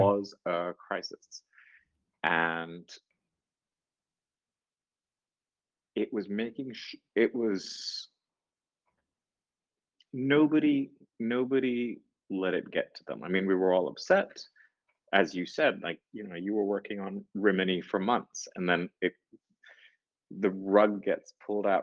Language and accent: English; Singapore; we're Singaporean.